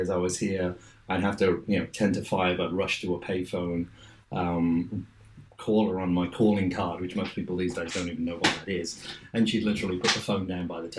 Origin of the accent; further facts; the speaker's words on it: Wolverhampton, West Midlands, United Kingdom; accent: Ettingshall Park; moved away as an adult; now in New York, United States; I was born in, like I said, Ettingshaw Park, Slopes of Sedgley Beacon. Born and grew up there first 20 years of my life